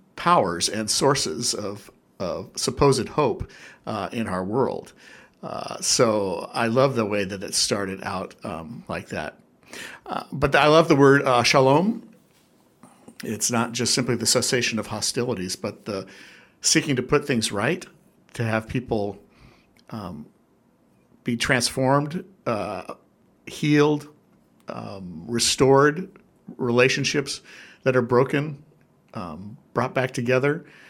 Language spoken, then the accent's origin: English; Newport Beach, California, United States; now in Hawaii, United States; I, grew up at the beach actually in Southern California in SoCal as they call it ah. in the OC